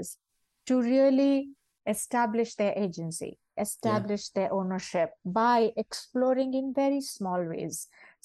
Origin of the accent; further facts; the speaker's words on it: India; as Indian dancers